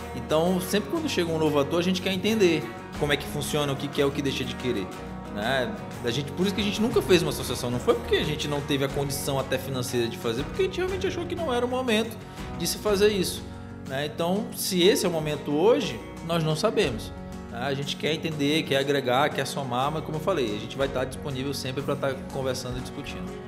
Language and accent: Portuguese; Parintins, Amazonas, Brazil; moved away as an adult; now in Manaus, Brazil; eu sou de Parintins, do nosso Amazonas